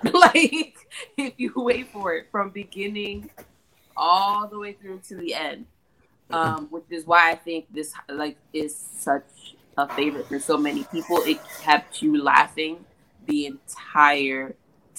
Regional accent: New York City, New York, United States; I'm from New York City.

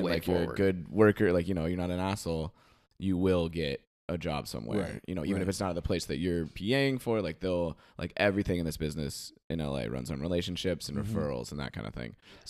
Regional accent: Australia; And I'm like, yeah, I'm from Australia.

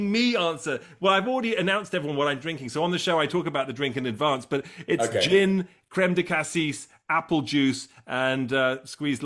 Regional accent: England, United Kingdom; I grew up in England

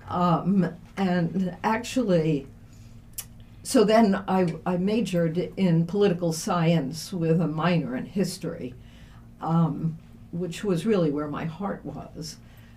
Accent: Brooklyn, New York, United States; moved away as an adult; also born or lived in Levittown, Long Island / Syracuse; growing up in Brooklyn, what can I say? The big city, it was fun.

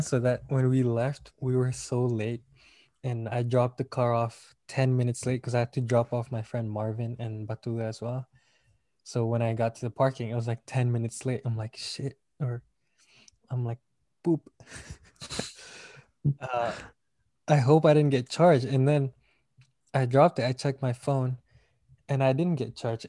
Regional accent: Malaysia; now in United States; I'm from Malaysia

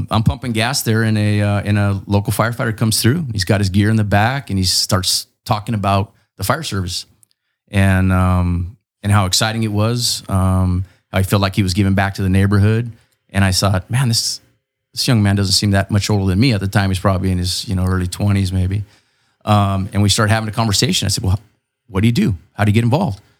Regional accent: Chula Vista, California, United States; I'm from Chula Vista. I was actually born on the 600 block of Chula Vista Street.

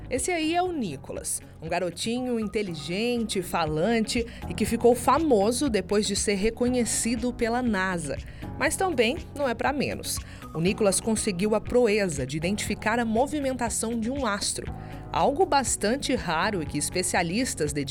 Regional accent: Itagi, Bahia, Brazil; born there; Itagi, Bahia.

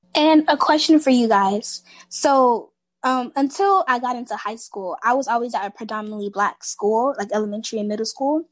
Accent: Miami, Florida, United States; I'm a senior in high school and I'm from Miami, Florida.

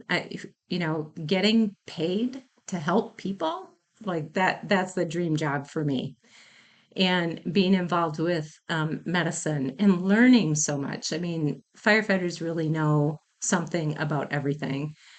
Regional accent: Mount Pleasant, Wisconsin, United States; I am from Wisconsin. I grew up in the town of Mount Pleasant, which is in Racine County

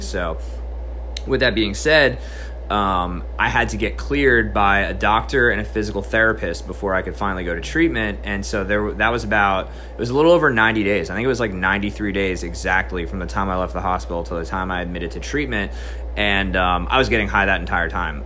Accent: New Jersey, United States; moved away as an adult; also born or lived in South Carolina; So, I originally grew up in New Jersey. I stayed there till I was about 18 years old.

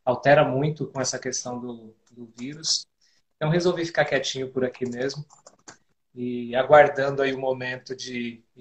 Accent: Diadema, São Paulo, Brazil; born there; Nesse momento eu estou onde nasci, em Diadema, que é a região metropolitana de São Paulo.

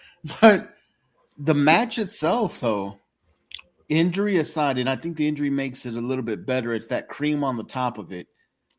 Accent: Texas, United States; I'm a Texan.

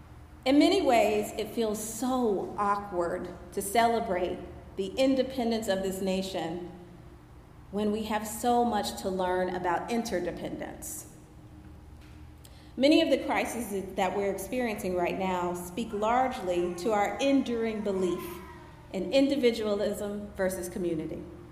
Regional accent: Anchorage, Alaska, United States; I grew up on Elmendorf Air Force Base in Anchorage, Alaska, where July 4th was a big event.

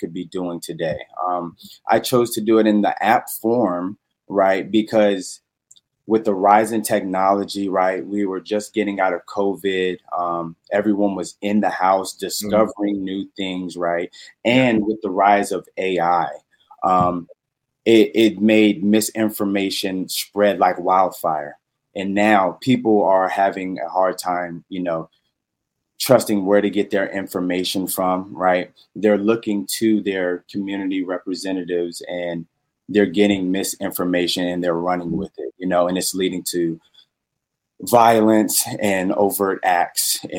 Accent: Petersburg, Virginia, United States; also born or lived in Horry County, South Carolina; I am originally from Petersburg, Virginia

